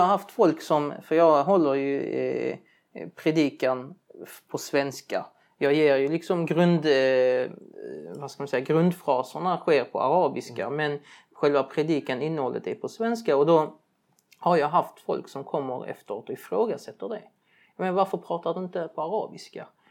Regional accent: Sweden; de flesta utav oss som är uppväxta här

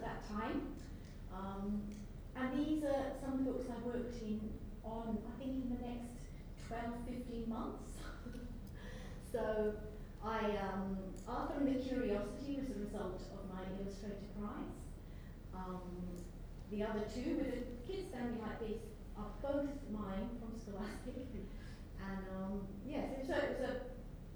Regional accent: Banff, Scotland, United Kingdom; now in Australia; This is a small town called Banff in Aberdeenshire, and this is where I grew up

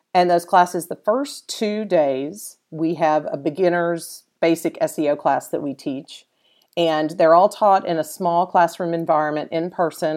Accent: Dallas, Texas, United States; a Dallas native. I'm originally from Dallas.

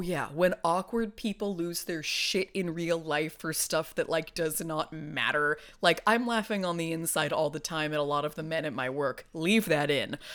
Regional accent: California, United States; I've lived in California all my life

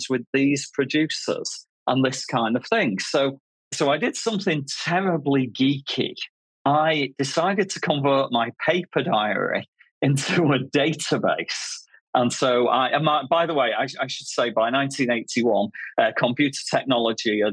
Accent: Manchester, North West England, United Kingdom; now in Bristol, United Kingdom; I grew up in Manchester in the north of England.

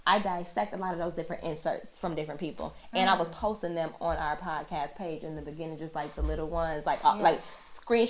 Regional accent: Chicago, Illinois, United States; accent: Midwest; moved away as an adult; now in New York, United States; Chicago. I'm born and raised in Chicago

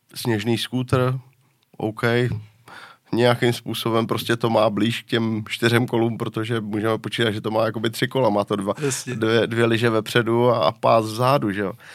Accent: Liberec, Liberec Region, Czechia; já jsem byl z Liberce

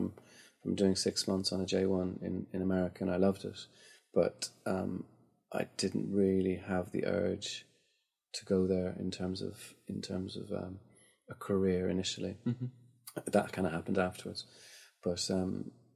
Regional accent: Dublin, Leinster, Ireland; moved away as an adult; now in London, United Kingdom; I grew up in Rathgar, which is just about 3 miles outside of the city centre.

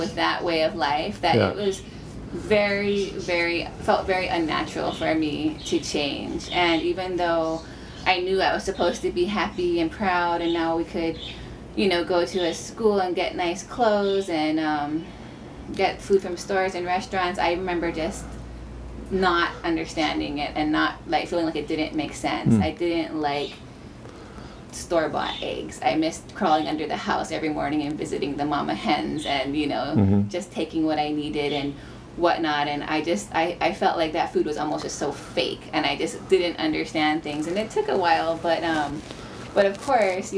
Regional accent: Haiku, Hawaii, United States; we grew up on Maui in Haikou

